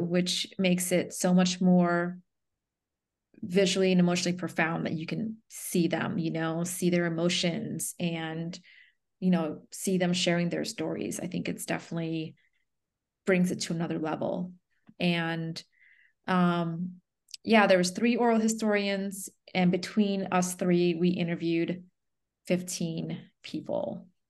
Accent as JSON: {"language": "English", "region": "the South", "country": "United States", "tie": "born or raised there", "also_born_or_lived": "Chonburi, Thailand", "said": "growing up in the South, being, like, part of few Asians, let alone Cambodians"}